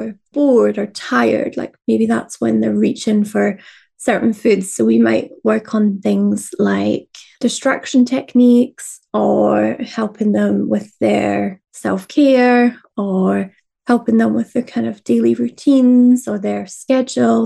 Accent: Fife, Scotland, United Kingdom; I grew up in Fife in Scotland, which is a lot more of like fried foods

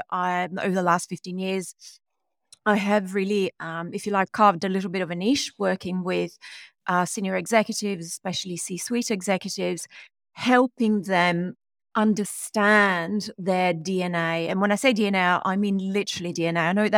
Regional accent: Rome, Lazio, Italy; born there; English is a second language; moved away; So I was born in Rome, Italy, a long time ago, although I moved away, lived in many different countries.

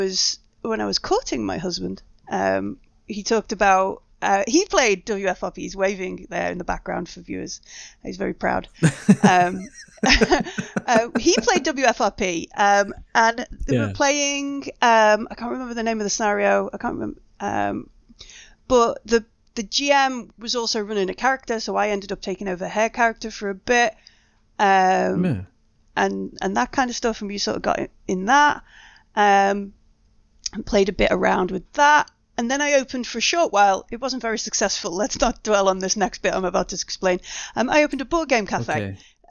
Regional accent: United Kingdom; We didn't actually ever get round to putting like the sponsorship on it because we're too British.

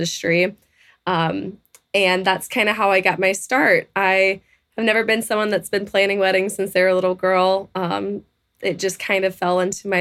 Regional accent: Texas, United States; I was born and raised in Texas

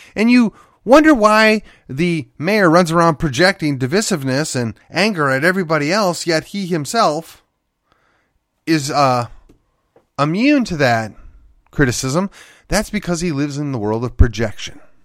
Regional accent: McKinney, Texas, United States; born or raised there

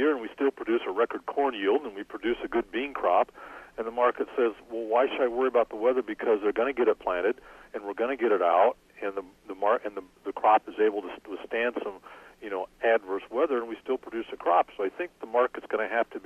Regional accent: Iowa, United States; now in Illinois, United States; I grew up in Iowa

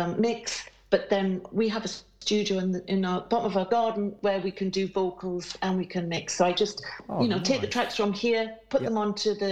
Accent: Tynemouth, North East England, United Kingdom; moved away; I'm from Tynemouth

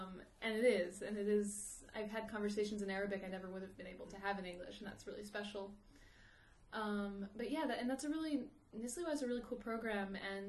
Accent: Rockville, Maryland, United States; moved away as an adult; also born or lived in Jerusalem; now in Amman, Jordan; from Rockville, Maryland.

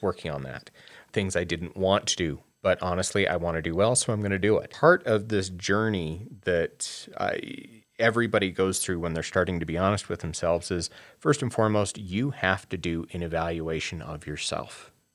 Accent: Wyoming, United States; being a gay person, I grew up in Wyoming

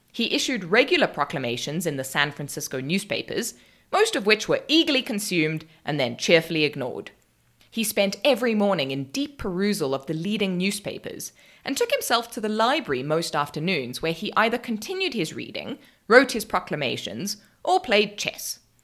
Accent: South Africa; I'm South African

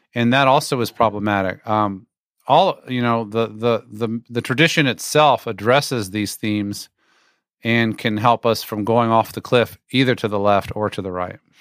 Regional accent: Virginia, United States; also born or lived in West Germany; now in Atlanta, United States; I was raised in Virginia, though I was born in, uh, West Germany

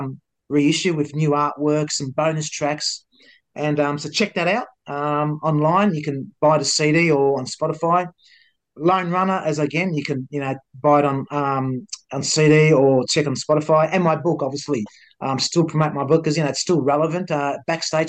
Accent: Melbourne, Victoria, Australia; He says, Melbourne. I said, so am

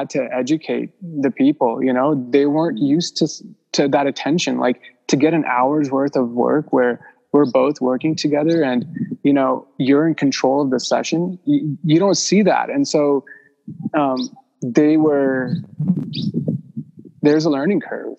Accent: Mumbai, Maharashtra, India; moved away; I was born in Mumbai

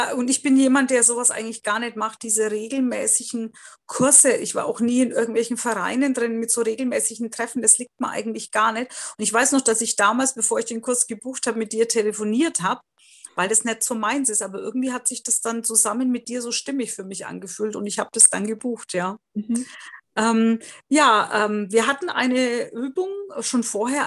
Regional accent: Bavaria, Germany; ich komme ja aus Bayern

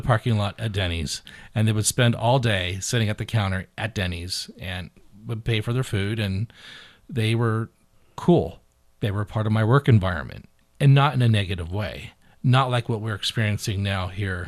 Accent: Beaverton, Oregon, United States; I'm from the bougie side of town. I'm from Beaverton

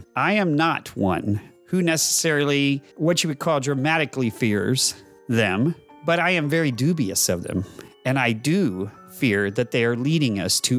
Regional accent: Texas, United States; A Texan Caught in the Middle. And I am that Texan

